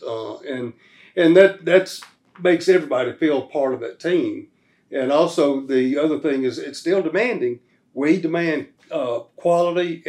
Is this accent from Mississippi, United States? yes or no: yes; Brookhaven, Mississippi, United States; also born or lived in Panama City, Florida; Brookhaven, Mississippi, my hometown. I grew up there